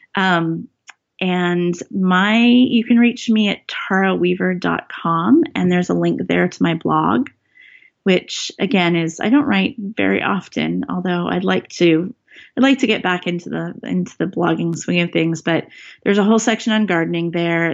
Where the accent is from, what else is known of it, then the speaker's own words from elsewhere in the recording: Northern California, United States; now in Seattle, United States; growing up in Northern California